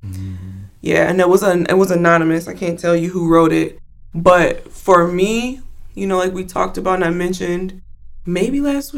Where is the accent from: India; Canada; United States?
United States; Chicago, Illinois; moved away as an adult; also born or lived in Georgia; being from, where, you know, from the Chicagoland area and coming back here